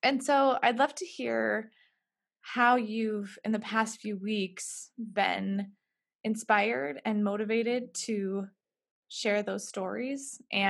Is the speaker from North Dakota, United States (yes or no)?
yes; Fargo, North Dakota, United States; moved away; we both grew up here a little bit different times